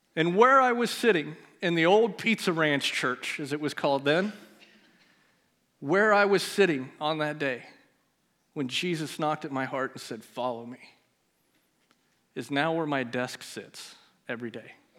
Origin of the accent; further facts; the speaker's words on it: Melcher, Iowa, United States; We both grew up in Melcher together